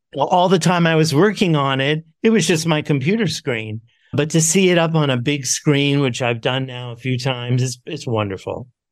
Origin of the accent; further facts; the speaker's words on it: New York City, New York, United States; I grew up in New York City